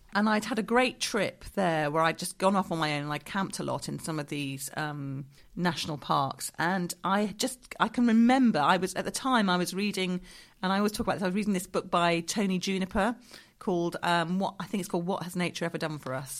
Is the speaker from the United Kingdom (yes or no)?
yes; Dorset, South West England, United Kingdom; moved away; I grew up in Dorset. My father still lives down there